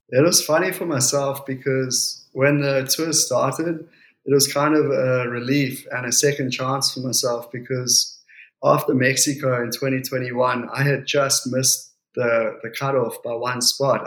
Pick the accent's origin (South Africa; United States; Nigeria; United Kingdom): South Africa; Port Elizabeth, Eastern Cape; also born or lived in Jeffreys Bay; we grew up in Port Elizabeth